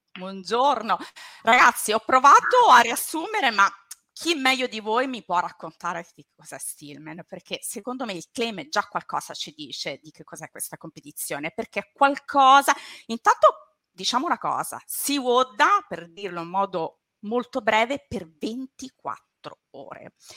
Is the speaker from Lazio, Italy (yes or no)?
yes; Latina, Lazio, Italy; io sono laziale, vengo dal Lazio, da Latina